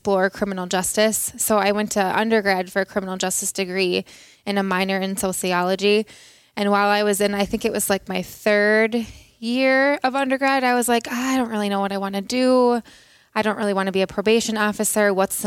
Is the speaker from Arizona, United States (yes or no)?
no; Minnesota, United States; accent: Minnesota; I'm from Minnesota. I grew up in Minnesota